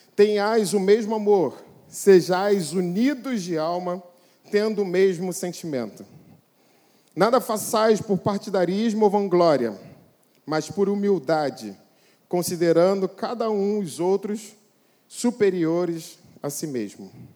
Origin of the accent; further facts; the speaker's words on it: Brazil; nós somos brasileiros